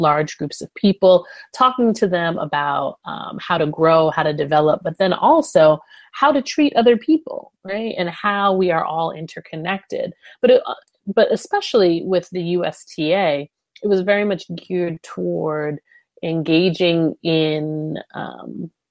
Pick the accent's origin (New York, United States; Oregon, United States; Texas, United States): New York, United States; moved away as an adult; also born or lived in North Carolina / Nashville; I come from New York